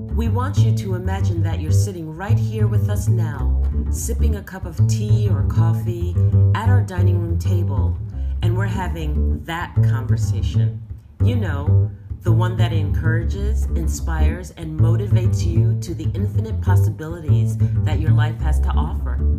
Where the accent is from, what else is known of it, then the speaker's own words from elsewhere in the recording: New York City, New York, United States; I grew up in New York City, and so there I am in Bayside